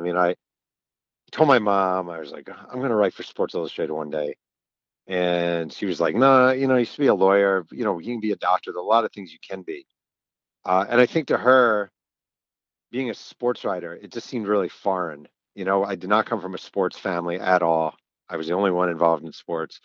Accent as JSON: {"language": "English", "town": "Mahopac", "region": "New York", "country": "United States", "tie": "born or raised there", "said": "I grew up in Mailpack, New York, a small town"}